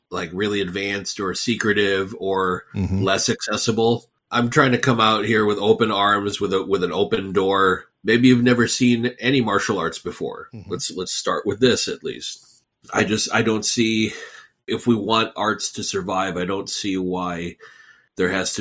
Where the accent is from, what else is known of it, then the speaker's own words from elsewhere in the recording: United States; I grew up here in the U.S. in the 80s and 90s, trying to find my place as an American